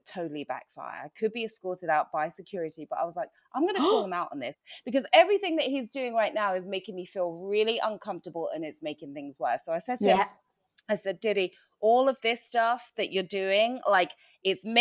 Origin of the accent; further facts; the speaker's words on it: Watford, East of England, United Kingdom; now in United States; my experience growing up in the UK, I grew up in Watford. You guys know I'm from there